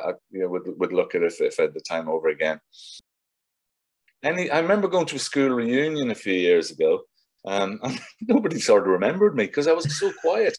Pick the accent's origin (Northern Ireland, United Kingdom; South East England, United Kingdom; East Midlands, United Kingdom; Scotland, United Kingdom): Northern Ireland, United Kingdom; South Armagh; moved away as an adult; now in London, United Kingdom; I was brought up in South Armagh. I lived in the border.